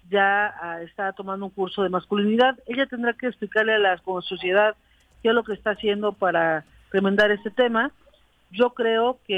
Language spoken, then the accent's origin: Spanish; Cuernavaca, Morelos, Mexico; yo soy de Cuernavaca